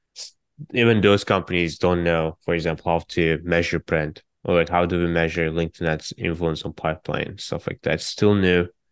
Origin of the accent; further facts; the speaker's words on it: Turkey; now in San Francisco, United States; I'm from Turkey